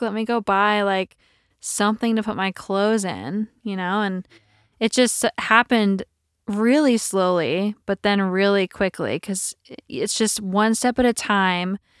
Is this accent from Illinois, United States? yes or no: yes; outside Champaign, Illinois, United States; moved away as an adult; also born or lived in Chicago; I'm from Small town of Champaign, Illinois. Not even Champaign. Way smaller than that outside of Champaign.